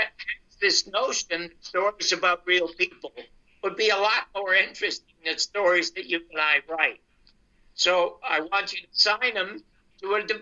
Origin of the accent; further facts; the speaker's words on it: Toronto, Ontario, Canada; moved away; I was born in the Salvation Army Hospital Board in Toronto